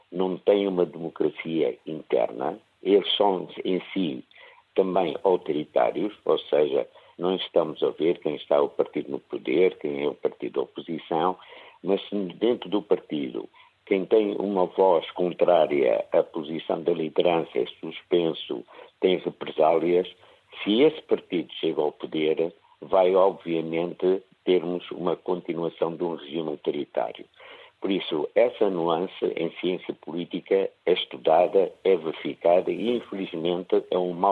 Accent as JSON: {"language": "Portuguese", "country": "Angola", "moved": "yes", "lives_now": "Porto, Portugal", "said": "como angolano"}